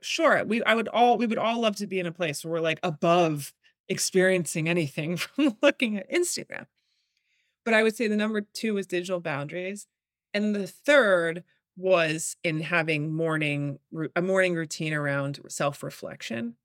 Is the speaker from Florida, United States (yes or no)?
no; New York, United States; I'm born and raised in New York